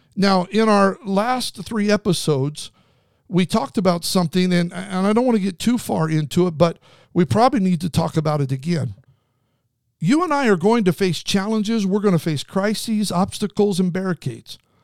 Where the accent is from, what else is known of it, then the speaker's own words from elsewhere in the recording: Southern California, United States; I'm from SoCal.